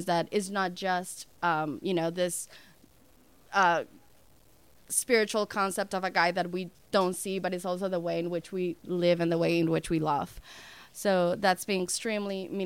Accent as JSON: {"language": "English", "country": "Dominican Republic", "moved": "as an adult", "lives_now": "United States", "said": "I'm from the Dominican Republic, and I moved to the United States almost 10 years ago"}